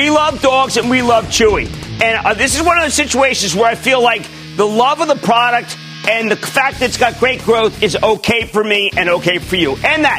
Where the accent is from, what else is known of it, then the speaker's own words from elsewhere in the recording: New Jersey, United States; I'm from Clean Jersey.